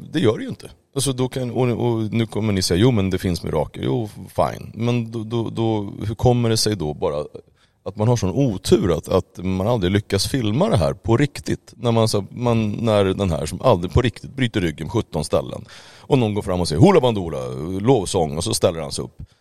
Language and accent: Swedish; Uppsala, Uppsala County, Sweden; jag är uppväxt i Uppsala